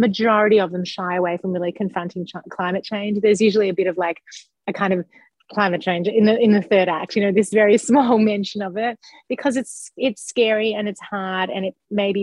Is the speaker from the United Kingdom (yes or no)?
no; Australia; moved away as an adult; now in United States; I'm Australian, but I've lived in America since 2004. But I was actually visiting home in 2019